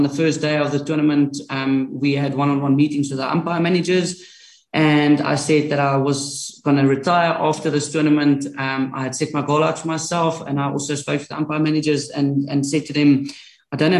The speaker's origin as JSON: {"language": "English", "town": "Sasolburg", "region": "Free State", "country": "South Africa", "said": "I'm from Sasselburg"}